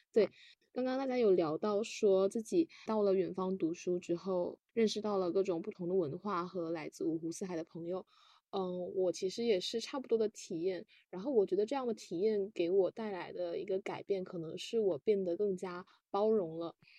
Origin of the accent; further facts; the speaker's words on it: Fujian, China; moved away as an adult; 属于闽南的 特质